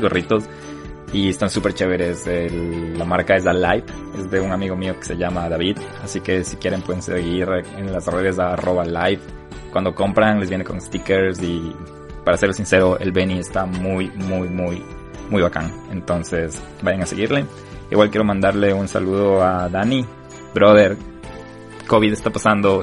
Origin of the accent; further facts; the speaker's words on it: Ecuador; now in United States; tenemos que estar orgullosos como ecuatorianos